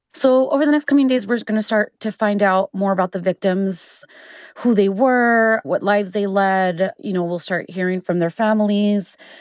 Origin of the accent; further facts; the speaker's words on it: El Paso, Texas, United States; my hometown of El Paso